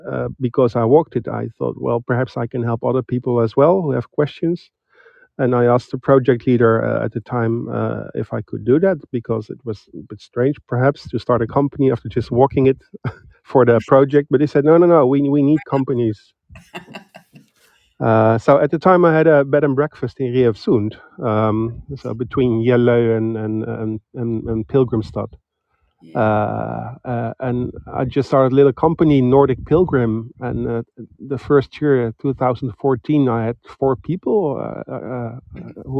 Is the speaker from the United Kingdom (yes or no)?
no; Netherlands; moved away; also born or lived in Sweden; I'm Dutch, so I'm from the Netherlands, and I used to live in Sweden